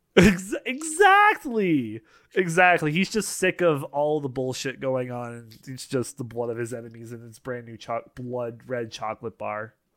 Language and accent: English; Canada; we're both Canadian here.